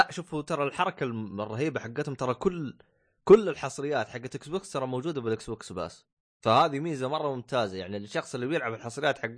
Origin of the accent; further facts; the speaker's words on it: Saudi Arabia; بالسوق عندنا بالسعوديه